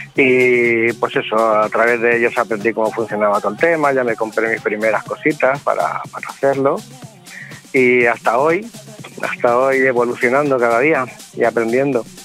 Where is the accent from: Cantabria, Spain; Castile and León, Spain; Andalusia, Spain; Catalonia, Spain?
Catalonia, Spain; Sant Feliu de Llobregat; una sala de mi pueblo, de San Felipe de Llobregat